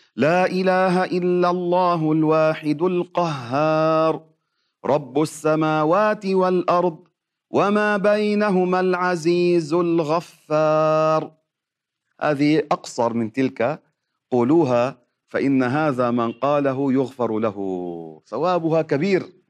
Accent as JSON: {"language": "Arabic", "country": "Lebanon", "said": "عندنا في لبنان"}